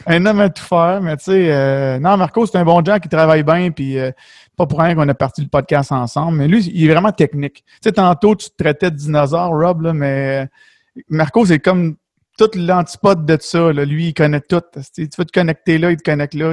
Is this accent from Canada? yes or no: yes; Beloeil, Quebec, Canada; je viens de Belleuil dans ce coin-là